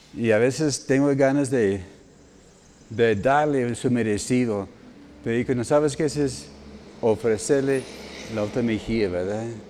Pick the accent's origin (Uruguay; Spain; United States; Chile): United States; moved away; todos los gringos aquí en el equipo, incluyendo a su servidor